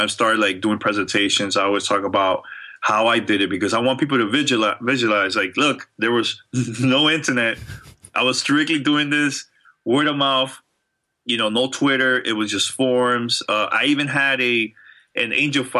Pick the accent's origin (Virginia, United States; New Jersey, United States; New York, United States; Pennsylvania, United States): New York, United States; New York City; I'm from New York. I'm really born and raised in New York